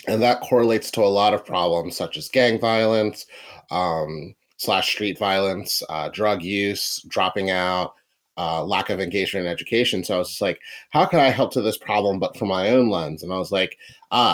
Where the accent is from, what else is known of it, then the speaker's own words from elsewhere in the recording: Philadelphia, Pennsylvania, United States; also born or lived in Wynnewood, Pennsylvania; I'm from Philadelphia. Currently live right outside of Philadelphia